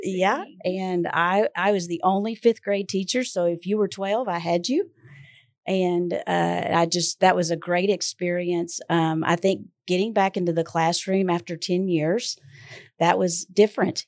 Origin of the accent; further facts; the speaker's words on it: Houston, Texas, United States; moved away as an adult; I was born in Houston